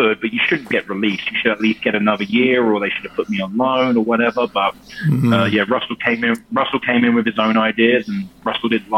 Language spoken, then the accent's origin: English; Lancing, South East England, United Kingdom; moved away as an adult; also born or lived in Shoreham-by-Sea; now in Las Vegas, United States; I was born in Shoreham-by-Sea, by West Sussex, but my family grew up in Lancing